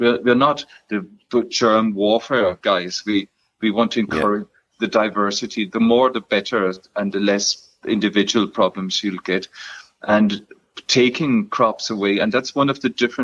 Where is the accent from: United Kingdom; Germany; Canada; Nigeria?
Germany; now in Ireland; I'm German by birth